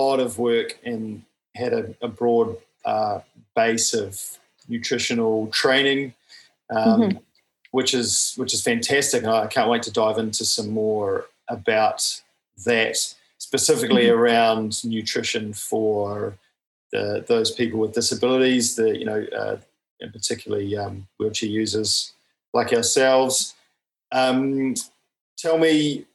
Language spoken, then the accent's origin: English; New Zealand; I'm a paraplegic from New Zealand